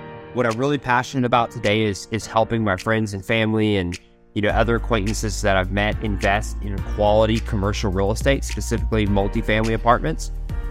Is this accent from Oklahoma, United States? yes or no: yes; Oklahoma, United States; born there; So I was born in Oklahoma. I'm an Okie by birth, and we have an ice cream local to here called Brahms.